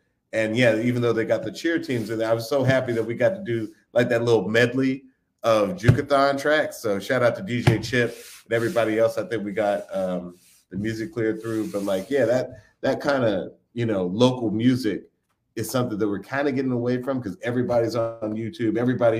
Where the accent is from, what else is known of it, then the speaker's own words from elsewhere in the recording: Atlanta, Georgia, United States; I grew up in Southwest Atlanta.